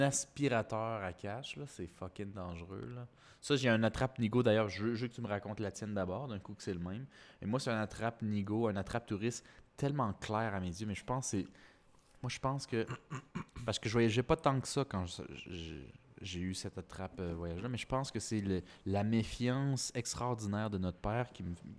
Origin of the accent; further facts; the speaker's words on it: Canada; moved away as an adult; now in Mexico; je suis Canadien